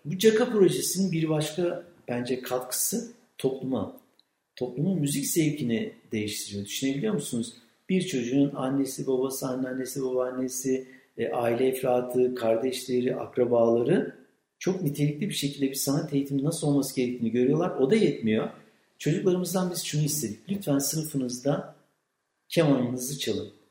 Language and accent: Turkish; Kütahya, Turkey; moved away as an adult; now in Afyonkarahisar, Turkey; ben Kütahyalıyım